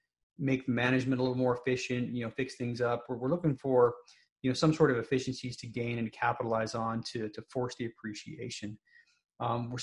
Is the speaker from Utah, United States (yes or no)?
yes; Salt Lake City, Utah, United States; moved away as an adult; also born or lived in St. Paul, Minnesota; University of Utah, which is, you know, in my hometown, Salt Lake City.